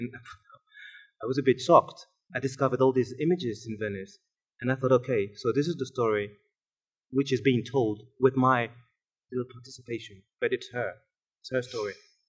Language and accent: English; Montpellier, Occitania, France; born there; Now, I said African, but in fact I was born in Montpellier.